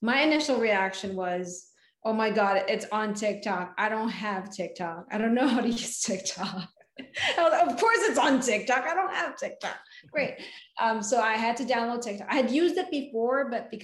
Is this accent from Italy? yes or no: no; Philippines; English is a second language; moved away as an adult; now in United States; I moved to the United States from the Philippines